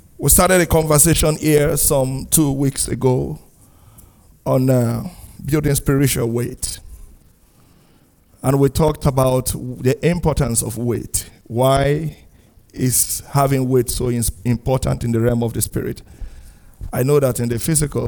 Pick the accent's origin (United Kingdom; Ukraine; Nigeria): Nigeria; moved away as an adult; now in Canada; my home country, Nigeria